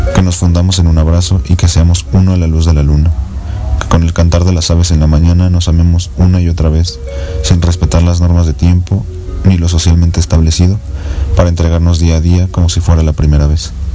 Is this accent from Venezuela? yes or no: no; Mexico; soy mexicano